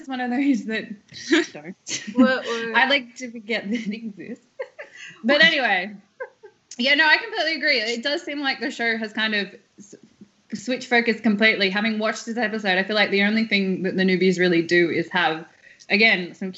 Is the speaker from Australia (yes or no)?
yes; Australia; I'm also Australian